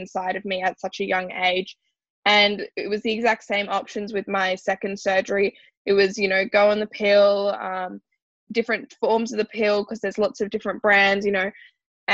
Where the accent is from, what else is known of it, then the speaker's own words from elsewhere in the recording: Sydney, New South Wales, Australia; I'm 19 and I'm from Sydney, Australia.